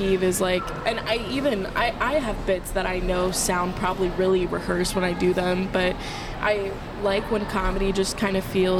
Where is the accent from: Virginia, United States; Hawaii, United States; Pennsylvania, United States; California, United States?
Virginia, United States; Langley; born there; I was born in Virginia, in Langley.